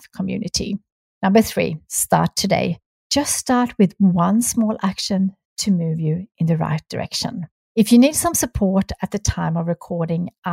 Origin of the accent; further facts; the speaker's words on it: Sweden; moved away; my home country being Sweden. I really wanted to be able to go home at least once a year to see my family